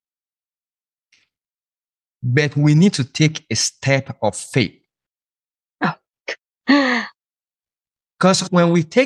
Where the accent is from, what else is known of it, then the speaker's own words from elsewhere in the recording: Nigeria; moved away as an adult; now in United States; I'm originally from Nigeria